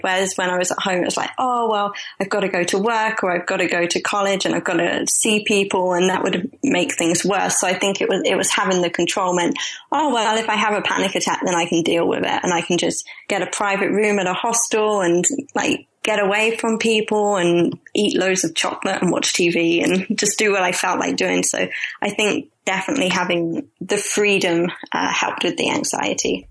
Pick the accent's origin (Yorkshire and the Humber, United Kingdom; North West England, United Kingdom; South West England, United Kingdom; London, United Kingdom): London, United Kingdom; I'm originally from London